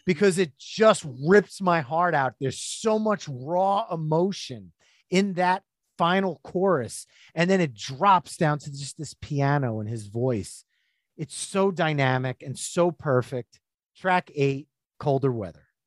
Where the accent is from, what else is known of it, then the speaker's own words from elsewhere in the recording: New Jersey, United States; I'm from New Jersey